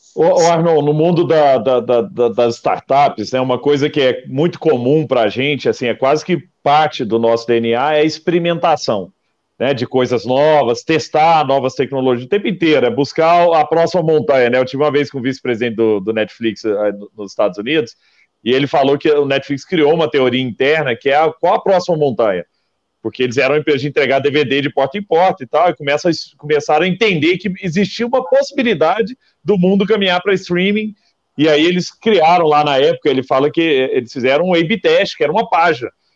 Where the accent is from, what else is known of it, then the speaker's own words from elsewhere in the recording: Araguari, Minas Gerais, Brazil; Eu lembro lá em Araguari, quando eu sou nascido em Araguari, né, Triângulo Mineiro, e lá em Araguari chegava na época, na minha época de escola